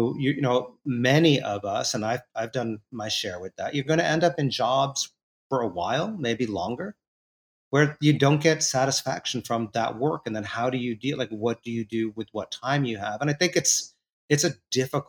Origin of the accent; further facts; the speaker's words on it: New York City, New York, United States; growing up in New York City in that era